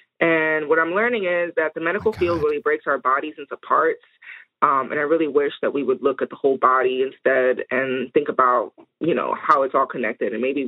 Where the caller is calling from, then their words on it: New Jersey, United States; I'm calling from South Jersey, also known as Lenin and Ape Land.